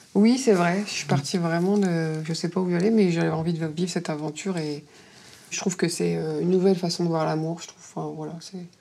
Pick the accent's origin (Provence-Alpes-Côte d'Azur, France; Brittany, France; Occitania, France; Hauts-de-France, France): Hauts-de-France, France; Dunkirk; accent: accent du Nord; moved away as an adult; now in Paris, France; Je suis native du Nord, de Dunkerque